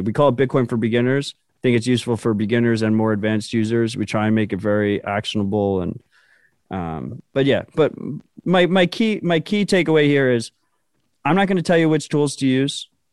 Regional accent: United States; I'm an American

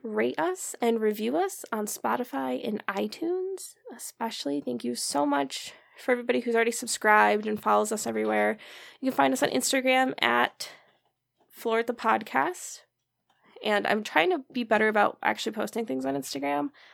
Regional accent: Michigan, United States; we're from Michigan

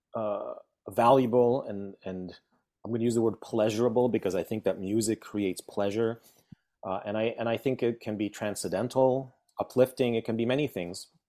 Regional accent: Veracruz, Mexico; moved away; also born or lived in Poland; I was born in Poland, and then we moved to Mexico, and that, that's where I started school. That's where I started music in, in Veracruz, in Mexico.

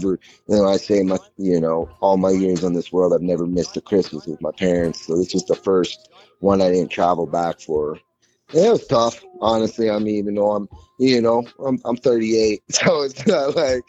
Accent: Minnesota, United States; now in Colorado, United States; I'm from Minnesota. I live in Colorado now.

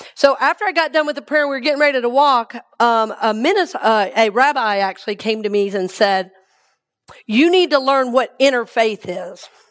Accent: Atlanta, Georgia, United States; now in Tampa, United States; I grew up in Atlanta.

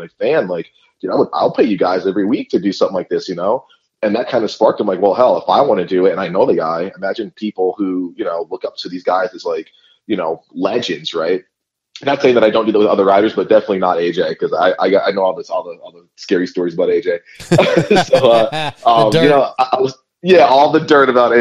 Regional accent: New England, United States; I grew up in New England

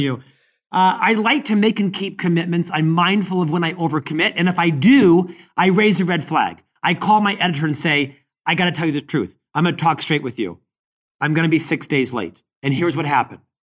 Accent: Orlando, Florida, United States; now in Salt Lake City, United States; I live in Salt Lake City, Utah, But I'm born and raised in Orlando, Florida

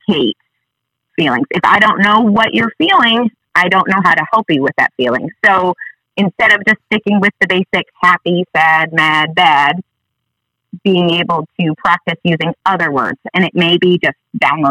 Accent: Sheboygan, Wisconsin, United States; now in North Little Rock, United States; I come from Sheboygan, Wisconsin, originally, but I live here with my family now.

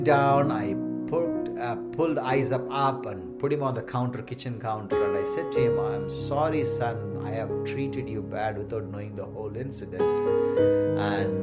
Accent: India; moved away; our dear, lovely country, India

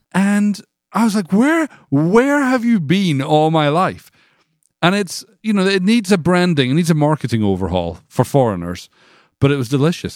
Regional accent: Scotland, United Kingdom; moved away as an adult; now in United States; I grew up in Scotland.

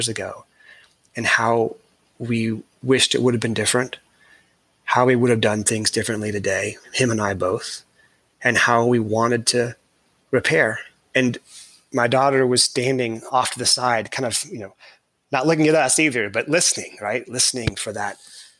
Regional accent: California, United States; I was born in California

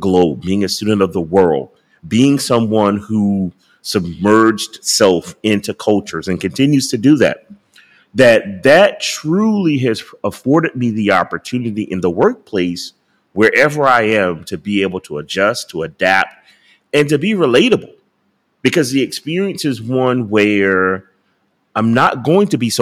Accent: United States; I was from America

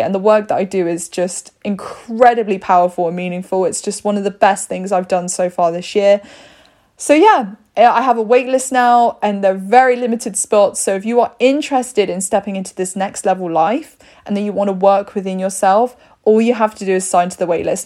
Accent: United Kingdom; We're very polite here in the U K. We're very British

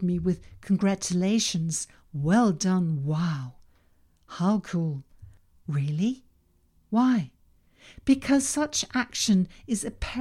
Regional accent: Denmark; first language Danish; English is a second language; Danish, my native language

